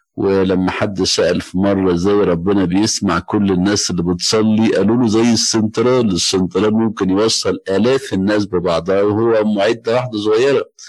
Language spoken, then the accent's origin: Arabic; Egypt; عندنا في مصر